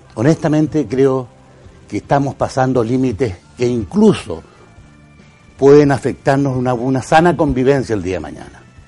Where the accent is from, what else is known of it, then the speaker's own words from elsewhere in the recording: Antofagasta, Chile; Crecí en Antofagasta, viví en Antofagasta.